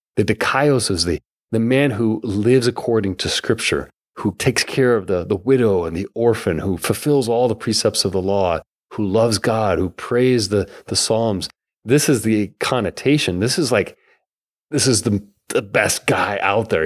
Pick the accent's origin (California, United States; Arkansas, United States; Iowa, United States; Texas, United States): Iowa, United States; Bancroft; also born or lived in Rodman, Iowa; we moved forty minutes away from Bancroft, Iowa to Rodman, Iowa